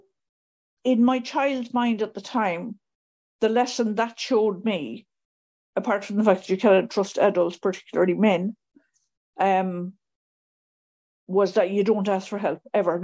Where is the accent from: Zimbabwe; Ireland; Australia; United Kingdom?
Ireland; Mayo, Connacht; moved away; I grew up in Mayo, which is in the West Coast